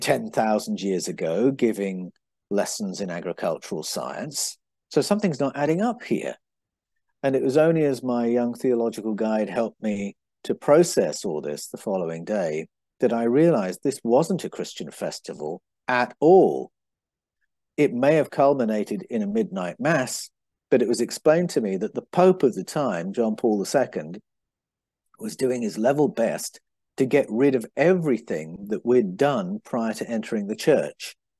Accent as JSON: {"language": "English", "region": "England", "country": "United Kingdom", "tie": "born or raised there", "also_born_or_lived": "Brazil", "moved": "yes", "said": "When I was growing up in England"}